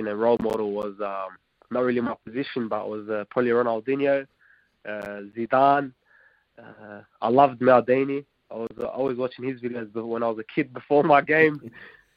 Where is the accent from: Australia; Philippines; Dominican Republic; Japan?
Australia; first language Arabic; now in Wellington, New Zealand; I'm Aussie and Iraqi.